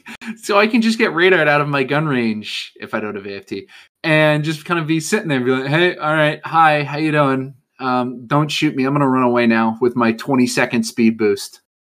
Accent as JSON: {"language": "English", "country": "United States", "said": "I'm an American."}